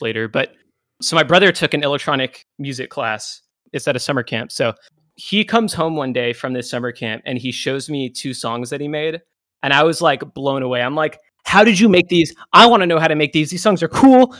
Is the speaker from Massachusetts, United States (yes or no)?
yes; near Boston, Massachusetts, United States; I grew up near Boston.